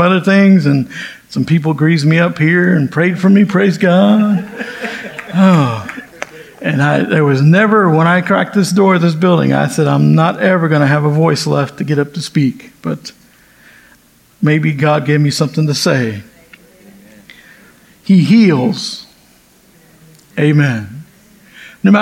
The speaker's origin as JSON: {"language": "English", "region": "the South", "country": "United States", "tie": "born or raised there", "also_born_or_lived": "California", "said": "I've been in the South ever since"}